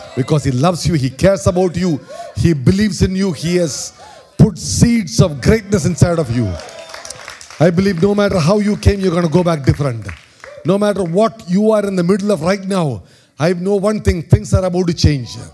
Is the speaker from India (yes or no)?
yes; India; accent: Indian; my Indian accent